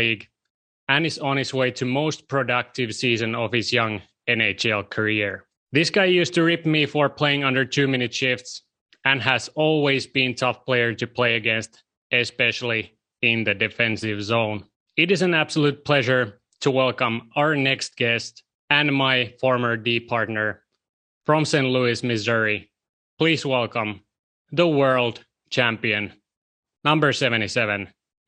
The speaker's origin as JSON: {"language": "English", "town": "Kuopio", "region": "North Savo", "country": "Finland", "tie": "born or raised there", "said": "my hometown team, Kalpa"}